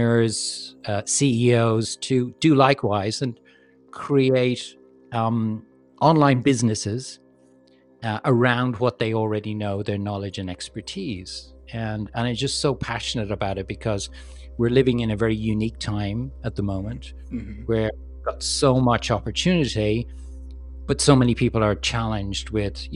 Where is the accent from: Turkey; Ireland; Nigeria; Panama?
Ireland; moved away as an adult; also born or lived in London, United Kingdom / Hong Kong / Manila, Philippines / Los Angeles, United States; I grew up in Ireland, and when I graduated from college in the 80s, there was no work in Ireland.